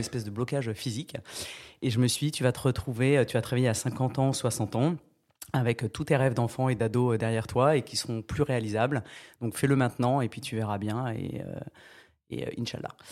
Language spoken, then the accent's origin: French; France; je viens de Charente et du Tarn-et-Garonne